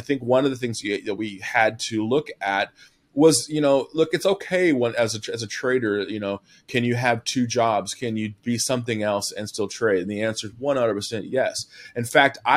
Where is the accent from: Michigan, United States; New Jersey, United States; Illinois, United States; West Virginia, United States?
Illinois, United States; Southern; I'm from Southern Illinois. So corn and soybeans were prevalent everywhere, right? Pork bellies being pigs and cows everywhere, as far as the eye could see where I'm from